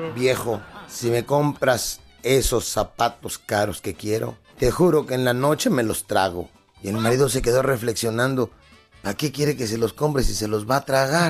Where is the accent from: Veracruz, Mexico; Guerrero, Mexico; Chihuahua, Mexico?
Guerrero, Mexico; Acapulco